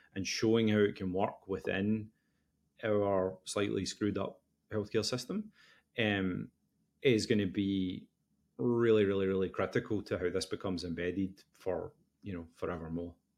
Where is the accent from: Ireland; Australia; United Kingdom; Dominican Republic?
United Kingdom; West Coast of Scotland; now in Boston, United States; I'm originally from the West Coast of Scotland, although now living in Boston.